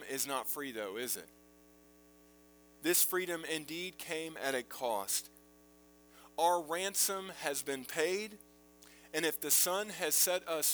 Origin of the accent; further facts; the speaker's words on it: United States; Being born in this country